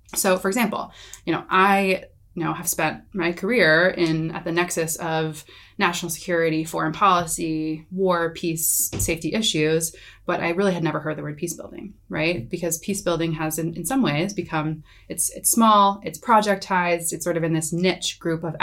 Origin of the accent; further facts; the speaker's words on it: United States; being an American